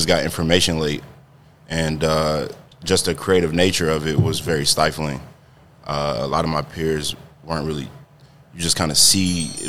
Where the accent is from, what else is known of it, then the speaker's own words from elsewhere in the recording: Ferguson, Missouri, United States; moved away as an adult; also born or lived in St. Louis, Missouri; now in Chicago, United States; Nah, man, I'm from St. Louis, Missouri. I started my childhood growing up in Ferguson.